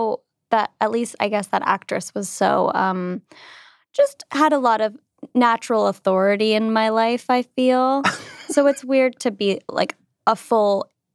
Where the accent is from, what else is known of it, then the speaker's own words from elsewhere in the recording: United States; as an American.